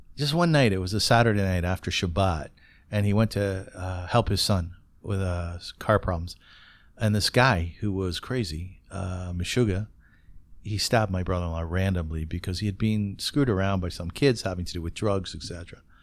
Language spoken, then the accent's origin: English; Kitchener, Ontario, Canada